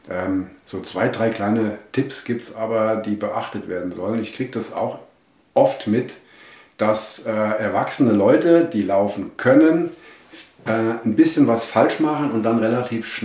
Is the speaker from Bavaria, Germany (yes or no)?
no; Wetzlar, Hesse, Germany; born there; Ich bin ähm, äh, in Wetzlar geboren, bin mittlerweile 60 Jahre